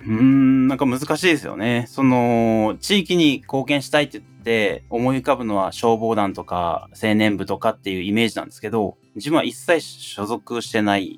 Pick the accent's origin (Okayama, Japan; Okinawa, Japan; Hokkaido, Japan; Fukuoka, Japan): Fukuoka, Japan; Asakura; born or raised there